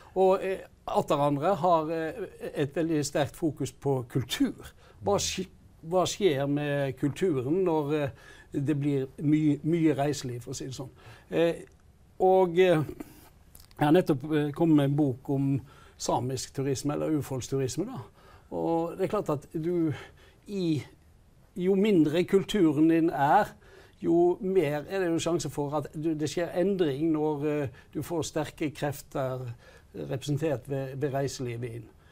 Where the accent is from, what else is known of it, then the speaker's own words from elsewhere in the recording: Hardanger, Vestland, Norway; jeg kommer sjøl fra Hardanger